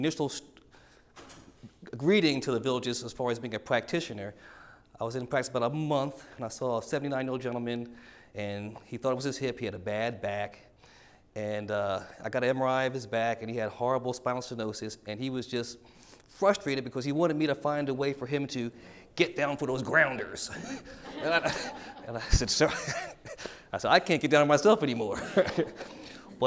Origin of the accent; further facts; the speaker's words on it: Philadelphia, Pennsylvania, United States; moved away; also born or lived in Washington, D.C. / Columbus, Ohio; I'm from Philadelphia, Pennsylvania.